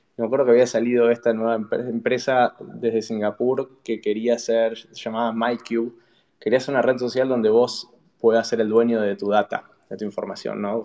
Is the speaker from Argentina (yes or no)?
yes; Buenos Aires, Argentina; moved away as an adult; also born or lived in San Francisco; yo nací en Buenos Aires, en Capital, eh, hice primaria, secundaria, ahí